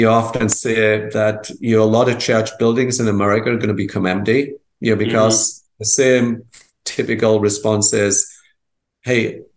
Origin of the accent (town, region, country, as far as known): England, United Kingdom; born or raised there; moved away as an adult